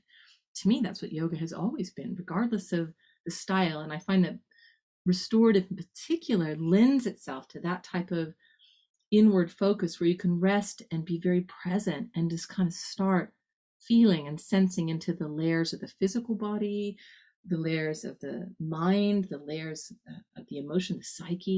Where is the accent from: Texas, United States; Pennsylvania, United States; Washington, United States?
Texas, United States; Texas Panhandle, United States; I grew up in the Texas Panhandle. That's the north part of Texas